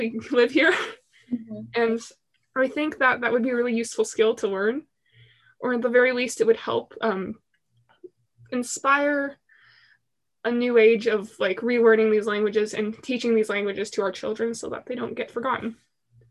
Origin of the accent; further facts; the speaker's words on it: Pacific Northwest, United States; I was born and raised here in the Pacific Northwest